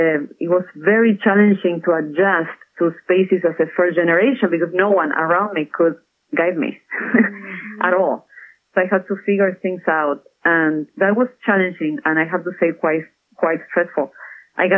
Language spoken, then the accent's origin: English; Argentina; accent: Argentine; moved away; also born or lived in Buenos Aires; So I'm from Argentina. That's where the accent is from. I was born in a small town in Argentina, hard-working family.